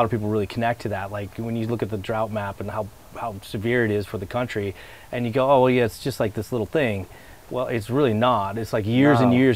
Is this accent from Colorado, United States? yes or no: yes; Colorado, United States; I grew up in Colorado